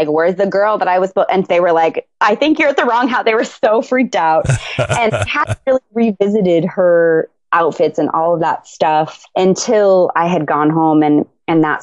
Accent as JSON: {"language": "English", "town": "Tucson", "region": "Arizona", "country": "United States", "tie": "born or raised there", "moved": "yes", "said": "I was raised in Tucson and I'm Mexican and Native American"}